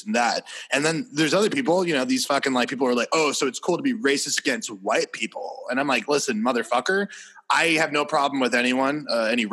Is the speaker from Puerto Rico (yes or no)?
yes; Puerto Rico; I'm Puerto Rican. I'm American and I'm Puerto Rican.